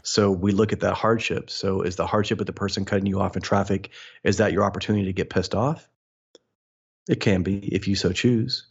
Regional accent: Midwest, United States; I was born in the Midwest, born and raised there

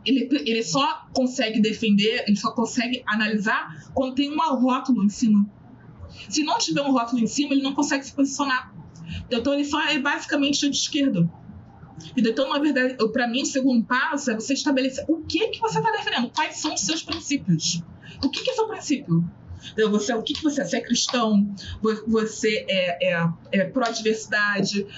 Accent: Rio de Janeiro, Brazil; Eu sou do Rio, é, o subúrbio

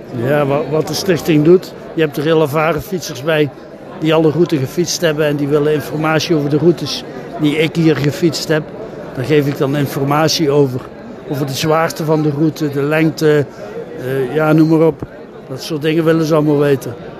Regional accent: Eindhoven, North Brabant, Netherlands; now in Heeswijk-Dinther, Netherlands; Ik woon in Heeswijk-Dinter, dat is in de buurt van Sertogenbos. Ik kom eigenlijk uit Eindhoven

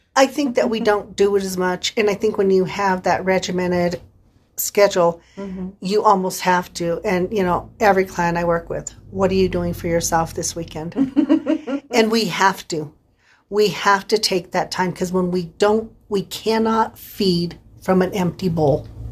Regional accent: San Luis Valley, Colorado, United States; accent: Valley; moved away; I born and raised in the San Luis Valley. I will probably always be a Valley girl.

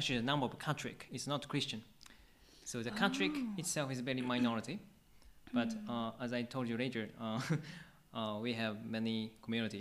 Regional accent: Akabane, Tokyo, Japan; I grew up in Akabane Church

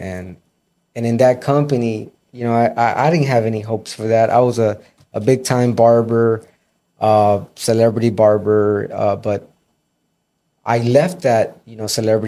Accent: Miami Gardens, Florida, United States; I grew up in Carroll City.

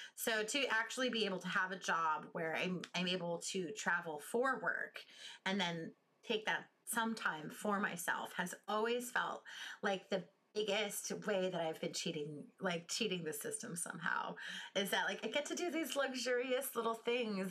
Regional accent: United States; I'm from the United States.

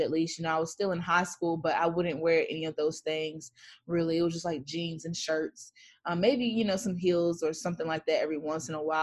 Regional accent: Gates County, North Carolina, United States; now in Charlotte, United States; I'm from Gates County, North Carolina

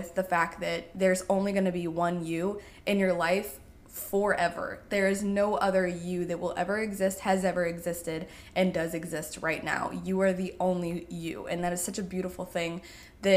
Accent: Indiana, United States; I grew up in Indiana

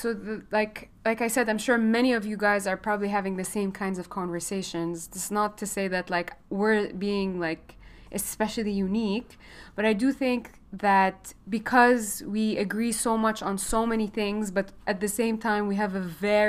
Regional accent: Lebanon; also born or lived in Gulf; now in Chicago, United States; We have in common is that we're both Lebanese, but we kind of didn't really live in Lebanon. I grew up in the Gulf.

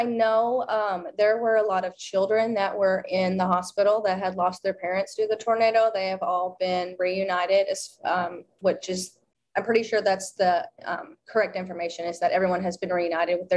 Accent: Bowling Green, Kentucky, United States; from Bowling Green, Kentucky. I was the eyewitness here of the tornado that has hit our hometown.

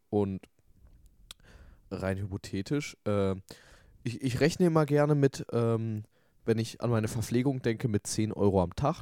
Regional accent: Hamm, North Rhine-Westphalia, Germany

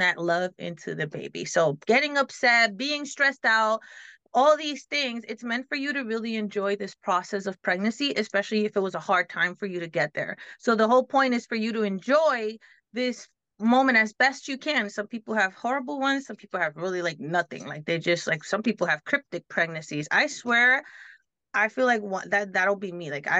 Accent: New York, United States; I'm Dominican and I grew up in like, you know, Black and Hispanic community, and then you sprinkle in a little bit of the other stuff, various things that I was around, because growing up in New York

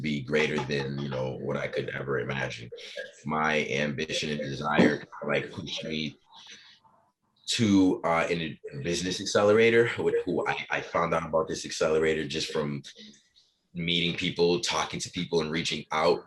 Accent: Boston, Massachusetts, United States; also born or lived in Haiti; born in Haiti, grew up in Boston

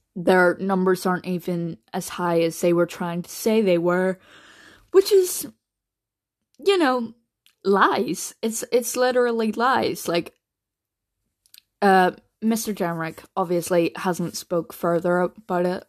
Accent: Northern Ireland, United Kingdom; I'm only from Northern Ireland

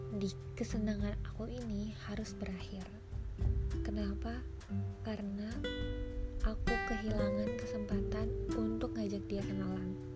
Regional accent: Indonesia; saya dari Indonesia

